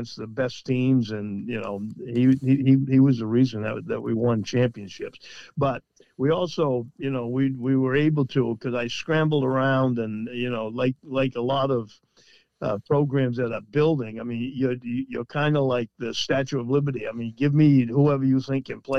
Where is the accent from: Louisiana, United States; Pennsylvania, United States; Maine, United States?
Maine, United States; Waldoboro; I was from Waldoboro, and, you know, nobody knows where that is.